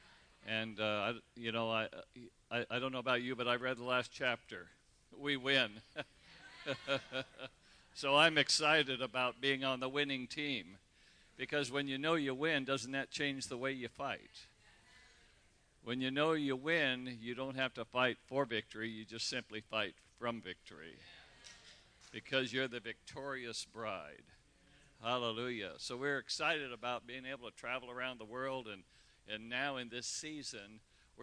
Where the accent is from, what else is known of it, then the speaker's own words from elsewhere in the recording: Redding, California, United States; Michelle and I grew up in Redding, California. You know, we went to grade school together. Went to high school together